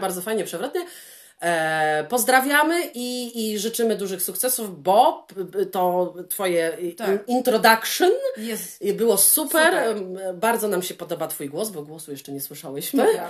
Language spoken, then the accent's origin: Polish; Poland; moved away; Jestem z Polski